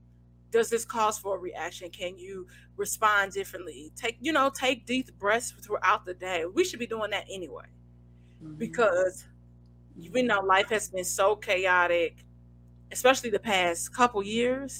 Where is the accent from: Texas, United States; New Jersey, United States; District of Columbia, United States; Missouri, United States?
Missouri, United States; St. Louis; I'm from St. Louis